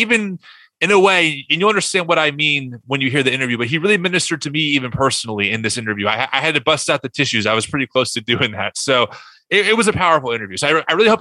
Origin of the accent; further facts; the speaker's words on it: New Egypt, New Jersey, United States; I grew up 5 minutes from Great Adventure in a small town called New Egypt, farmland pretty much.